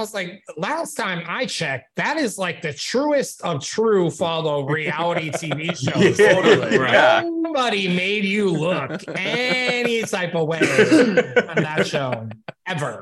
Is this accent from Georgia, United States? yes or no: no; upstate New York, United States; my hometown of upstate New York